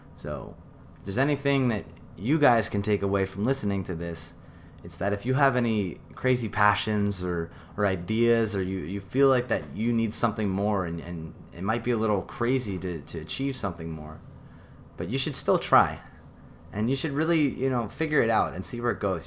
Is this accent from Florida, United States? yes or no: no; New York City, New York, United States; I grew up in New York City.